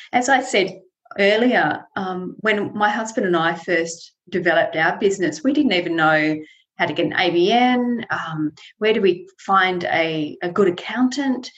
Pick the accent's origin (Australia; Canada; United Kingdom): Australia; Tasmania; I was born in Tasmania, and I've always lived here. I've never lived outside Tasmania